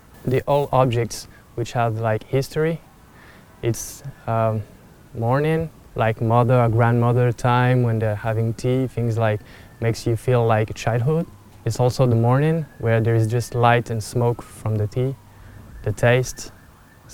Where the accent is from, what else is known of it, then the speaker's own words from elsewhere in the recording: Montpellier, Occitania, France; English is a second language; I'm from South France, Montpellier